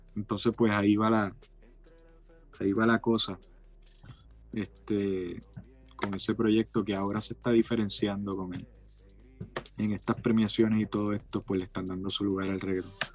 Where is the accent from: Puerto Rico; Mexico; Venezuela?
Puerto Rico; nosotros como puertorriqueños